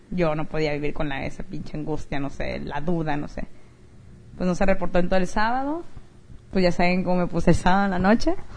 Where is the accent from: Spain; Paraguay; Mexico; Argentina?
Mexico; now in United States; una amiga mexicana que es de donde yo soy